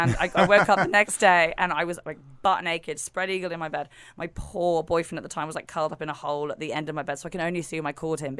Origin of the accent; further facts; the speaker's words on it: England, United Kingdom; We are so English.